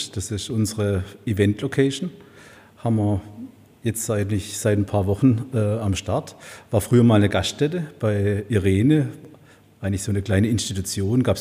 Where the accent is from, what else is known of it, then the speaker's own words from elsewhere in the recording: Baden-Württemberg, Germany; now in Heilbronn, Germany; Stück weit ein Gelbfüßler, mhm.